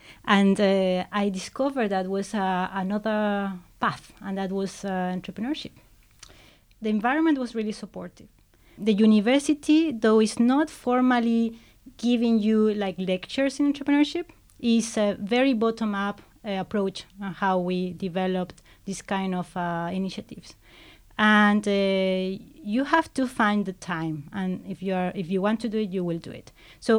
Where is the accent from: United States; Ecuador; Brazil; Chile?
Chile; now in Cambridge, United Kingdom; I come from South America, and that's why the connection has been strong there. And I think it's been probably unlikely that I would have done this in Chile, probably, where I come from.